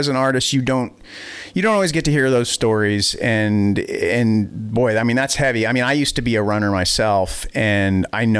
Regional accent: Wisconsin, United States; also born or lived in Boston, Massachusetts / Weymouth, Massachusetts; then we moved to Wisconsin from the Boston area

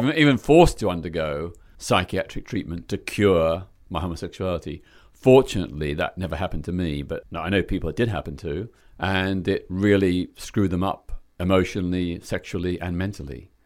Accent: Melbourne, Victoria, Australia; moved away as an adult; now in London, United Kingdom; my hometown of Melbourne, Australia

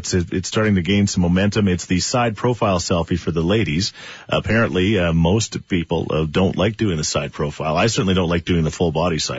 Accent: Edmonton, Alberta, Canada; I'm from Edmonton.

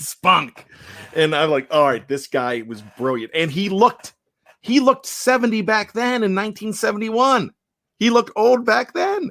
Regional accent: Johnstown, Pennsylvania, United States; born and raised in Johnston, went to college

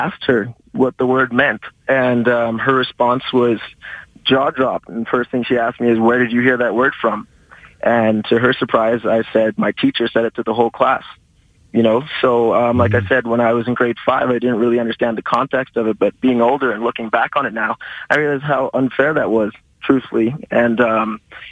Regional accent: Calgary, Alberta, Canada; I was born and raised in Calgary.

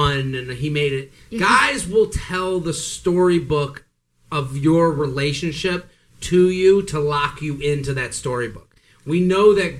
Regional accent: Boston, Massachusetts, United States; I'm from Boston.

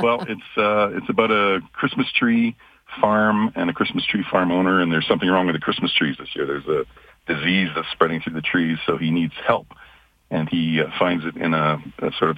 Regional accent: Calgary, Alberta, Canada; I was just a kid growing up in Calgary.

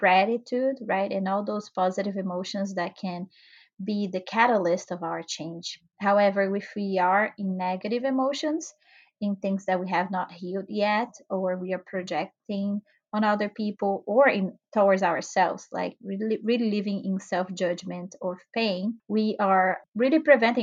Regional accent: Brazil; moved away; I'm originally from Brazil.

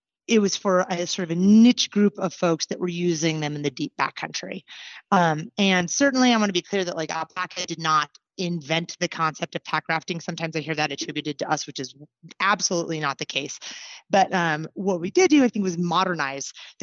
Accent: Anchorage, Alaska, United States; moved away as an adult; now in Southern Colorado, United States; I was born and raised in Anchorage

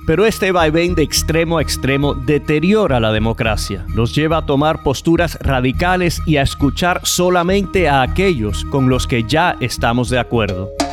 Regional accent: Miami, Florida, United States; Nací en Miami y mis padres son refugiados cubanos

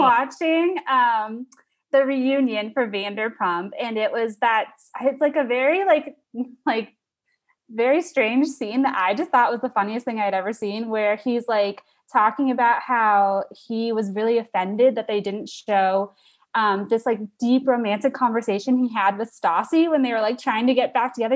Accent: Sarasota, Florida, United States; now in Miami, United States; I'm from Sarasota, which is, like, a little bit, it's, like, three hours north on the Gulf Coast of Florida, but I moved to Miami for a job, like, two and a half years ago

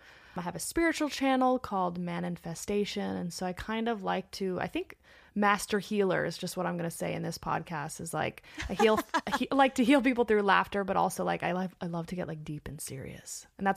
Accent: Los Angeles, California, United States; Born and raised in Los Angeles.

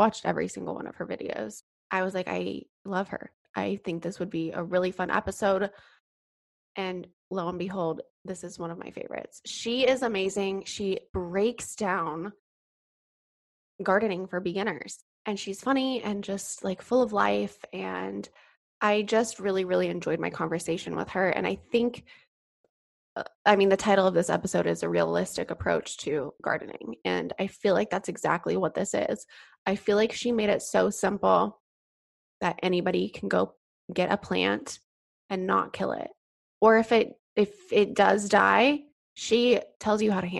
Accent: Colorado, United States; now in California, United States; I grew up in Colorado in a small town.

